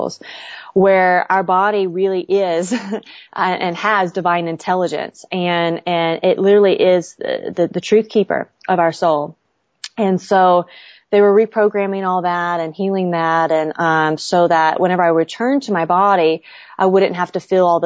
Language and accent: English; Southern Bible Belt, Southern United States, United States; growing up in the Southern Bible Belt.